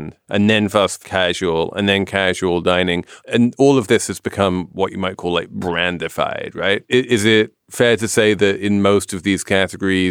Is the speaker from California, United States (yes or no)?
no; New York, United States; I'm a New Yorker